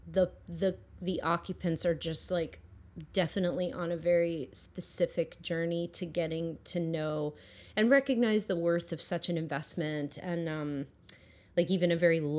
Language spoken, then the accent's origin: English; New Jersey, United States; I'm from Jersey